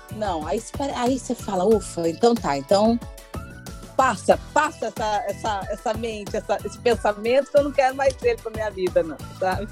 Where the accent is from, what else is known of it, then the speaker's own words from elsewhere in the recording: Minas Gerais, Brazil; accent: meio mineiro; eu tenho um sotaque muito único, né? Que é meio mineiro